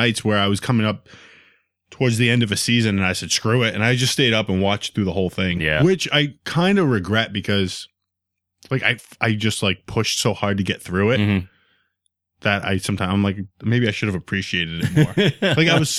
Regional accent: Rhode Island, United States; And I'm from Rhode Island. So now he's like, all right, why is this kid in Massachusetts?

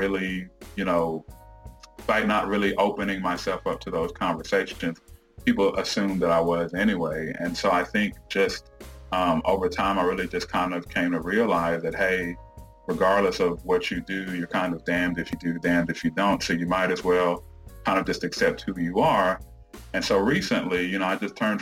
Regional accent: Houston, Texas, United States; also born or lived in Jamaica / Dallas; I grew up in the Houston area

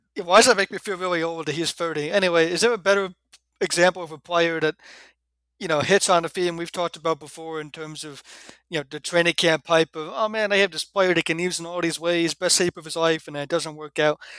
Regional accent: New Jersey, United States; moved away; my favorite diners to go to back in my home state with Jesse Holly, who's also from New Jersey

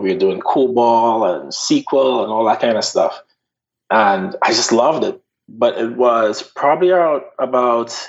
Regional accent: Trinidad & Tobago; moved away as an adult; now in Charleston, United States; When I grew up in Trinidad, I was not in a situation of being in a minority.

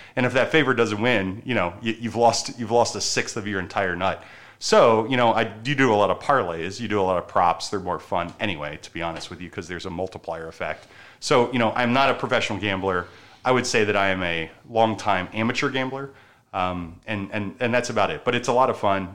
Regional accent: Baltimore, Maryland, United States; moved away; I'm from Maryland, from Baltimore

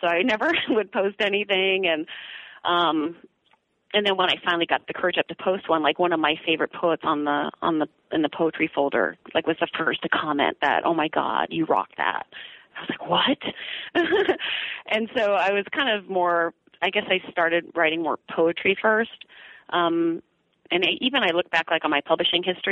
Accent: Bay Area, Northern California, United States; I'm from Northern California in the Bay Area. And I grew up in a suburban home

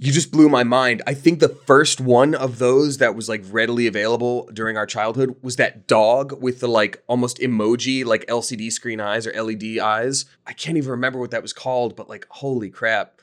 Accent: Georgia, United States; I grew up in Georgia

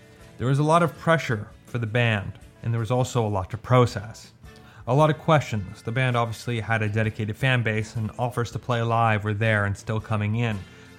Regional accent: Canada; I'm Canadian, but I don't speak French that well

